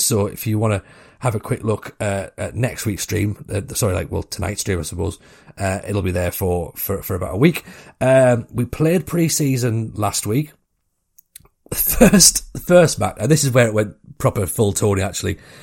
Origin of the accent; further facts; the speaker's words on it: Washington, North East England, United Kingdom; accent: Northeast; I'm from Washington